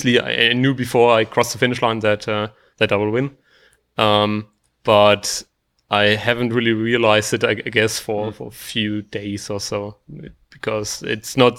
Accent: Germany; now in Austria; I'm from Germany, although I do live in Austria nowadays.

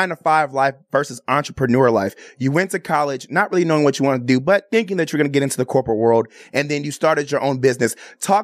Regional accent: Chicago, Illinois, United States; I'm from Chicago, Illinois

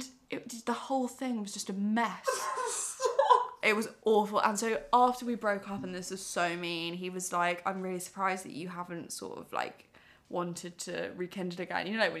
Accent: Surrey, South East England, United Kingdom; also born or lived in Exeter; now in London, United Kingdom; I grew up in Surrey

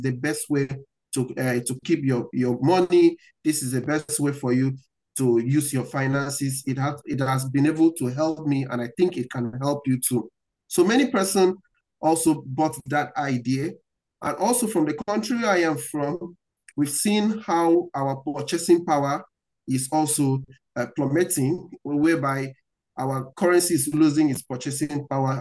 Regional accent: Nigeria; From where I'm coming from, I'm coming from Africa, I'm coming from Nigeria.

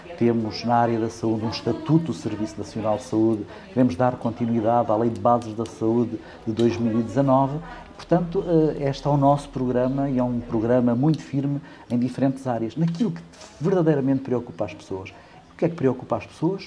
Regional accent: Bombarral, Leiria District, Portugal; also born or lived in Caldas da Rainha / Coimbra; nasci no Distrito de Leiria, nasci em Caldas da Rainha

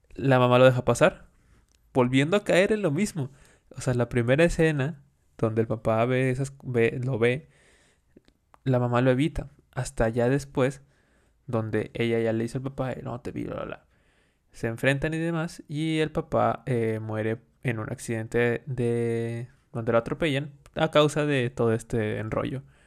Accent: Mexico; nosotros celebramos, como mexicanos

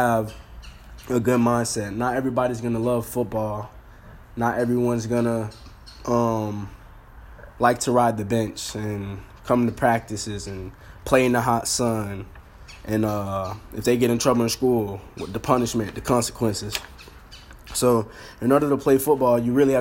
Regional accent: Pahokee, Florida, United States; I'm a kid from Pahokee, Florida. Really out there, there's nothing but football and the streets

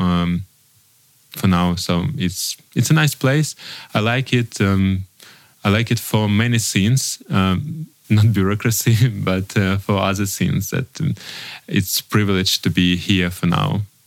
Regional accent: Donetsk Oblast, Ukraine; first language Russian; English is a second language; moved away as an adult; also born or lived in Kyiv, Ukraine; my native is Russian because I was born in Donetsk region and uh, moved to Kiev when I was 12. Um, so 20, not 12

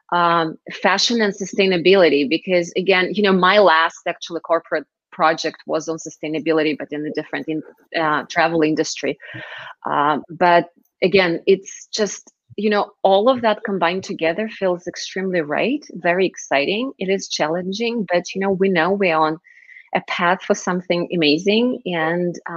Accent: Moscow, Russia; moved away as an adult; also born or lived in Israel; I was born and raised in Moscow, moved to Israel in my very early 20s

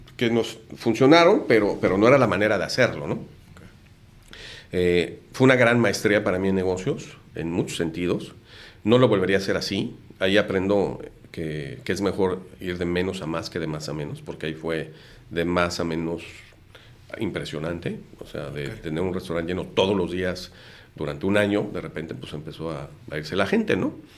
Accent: Mexico City, Mexico; moved away as an adult; now in Tijuana, Mexico; estudiaba en el Instituto Satélite en la Ciudad de México, yo soy de México, llevo casi 30 años viviendo en Tijuana.

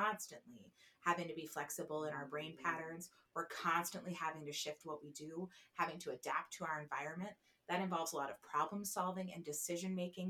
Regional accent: New Jersey, United States; I'm from New Jersey. We use all lanes.

